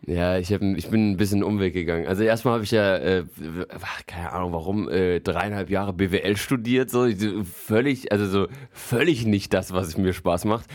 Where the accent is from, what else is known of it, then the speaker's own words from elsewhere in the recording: Frankfurt, Hesse, Germany; now in Berlin, Germany; Ich komme ja eigentlich aus Frankfurt